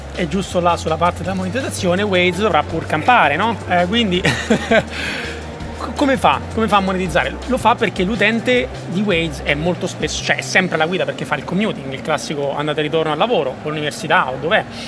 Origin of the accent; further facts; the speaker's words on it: Rome, Lazio, Italy; io vengo da Roma